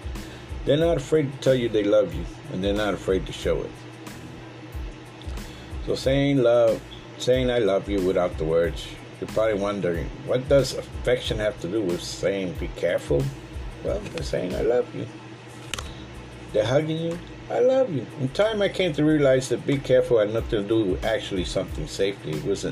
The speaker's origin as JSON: {"language": "English", "region": "the South", "country": "United States", "also_born_or_lived": "North", "said": "While I often say that I'm a Southerner, but I was born in the North"}